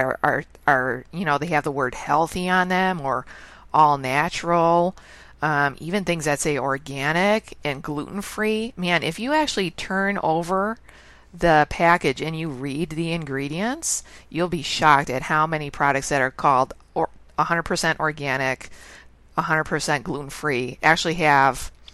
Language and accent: English; Chicago, Illinois, United States; I'm born and raised in Chicago